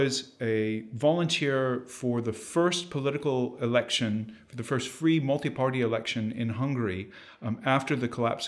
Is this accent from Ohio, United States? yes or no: no; Joliet, Illinois, United States; I grew up in a rather violent place. So I'm actually from a working class kind of industrial suburb outside of Chicago. I'm from Joliet, Illinois.